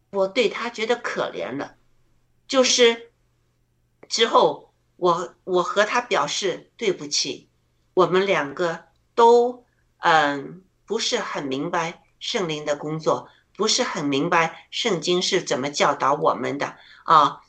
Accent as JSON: {"language": "Chinese", "country": "China", "said": "我觉得我们中国人开始醒了。"}